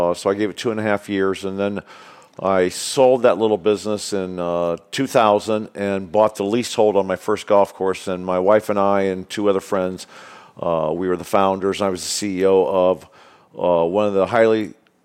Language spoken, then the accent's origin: English; Midwest, United States; moved away as an adult; now in California, United States; I was born and raised in the Midwest